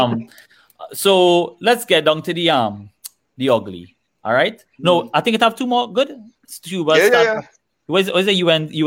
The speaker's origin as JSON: {"language": "English", "country": "Trinidad & Tobago", "said": "as a Trinidadian"}